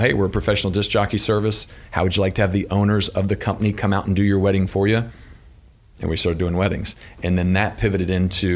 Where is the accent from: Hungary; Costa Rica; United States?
United States; Louisville, Kentucky; I'm born and raised in Louisville, Kentucky